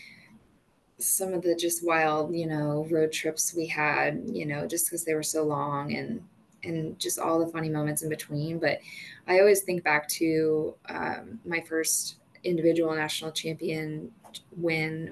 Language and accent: English; New Jersey, United States; moved away as an adult; now in Kansas City, United States; I'm from New Jersey